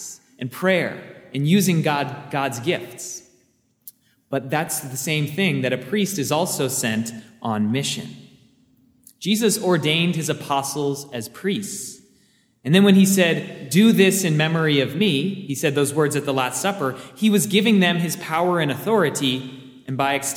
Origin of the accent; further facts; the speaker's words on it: Seattle, Washington, United States; I grew up in the Seattle area